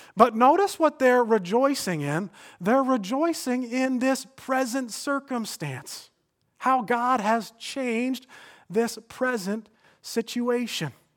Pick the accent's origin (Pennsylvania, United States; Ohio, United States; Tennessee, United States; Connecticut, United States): Connecticut, United States; Stamford; I came back to my hometown of Stamford